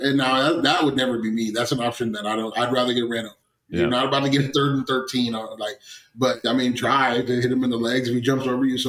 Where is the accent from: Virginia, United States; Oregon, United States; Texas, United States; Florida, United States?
Oregon, United States; Astoria; I'm from Oregon and it's a rainforest out there.